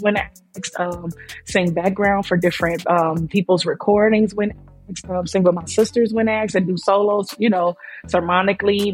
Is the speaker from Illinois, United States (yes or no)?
no; Oakland, California, United States; I'm a 41-year-old Oakland native, born and raised in Oakland